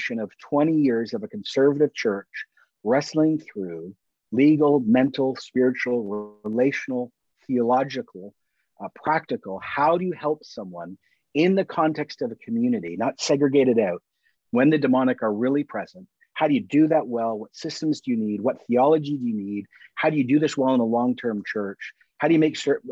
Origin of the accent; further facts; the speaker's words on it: Canada; also born or lived in Toronto; I'm Canadian